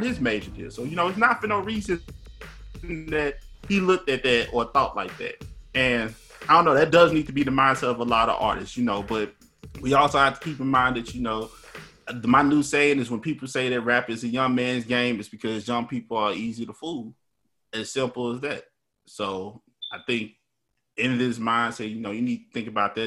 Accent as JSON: {"language": "English", "town": "Memphis", "region": "Tennessee", "country": "United States", "said": "I'm from Memphis"}